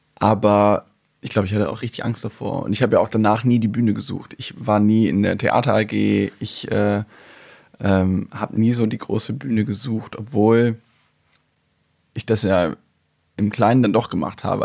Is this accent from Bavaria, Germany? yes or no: no; North Rhine-Westphalia, Germany; ich bin natürlich in NRW zur Schule gegangen